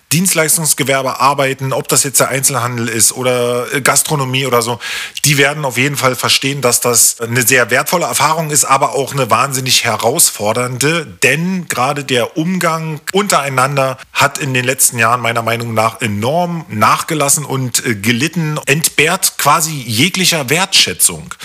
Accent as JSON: {"language": "German", "region": "Berlin", "country": "Germany", "tie": "born or raised there", "said": "Ich bin im Februar 1980 in der DDR geboren worden und das in einem der wirklich schönsten, 21 Stocker den Hohenschönhausen zu bieten hatte, aufgewachsen."}